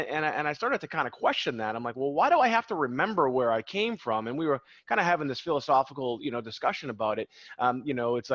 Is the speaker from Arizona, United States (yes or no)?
no; Boston, Massachusetts, United States; also born or lived in Beverly, Massachusetts; we're from Boston, and I remember cold New England mornings